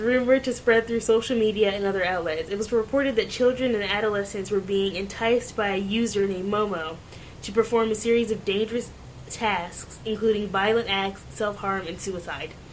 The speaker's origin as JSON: {"language": "English", "town": "Ocean City", "region": "Maryland", "country": "United States", "said": "I'm from Ocean City, Maryland"}